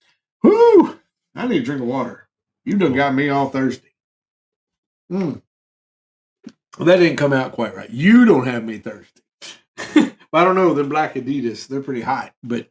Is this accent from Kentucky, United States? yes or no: yes; Kentucky, United States; we are from Kentucky